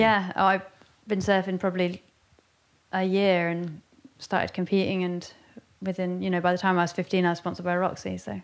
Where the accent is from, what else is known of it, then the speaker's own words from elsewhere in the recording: Westward Ho!, South West England, United Kingdom; I grew up in Westwood Ho, which is kind of the, I always think it's a bit of the underground town in North Devon